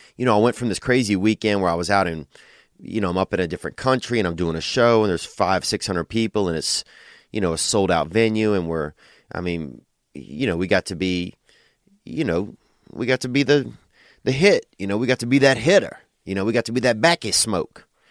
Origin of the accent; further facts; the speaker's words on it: Covington, Louisiana, United States; moved away; In my hometown, a Mexican restaurant opened up in downtown Covington, Louisiana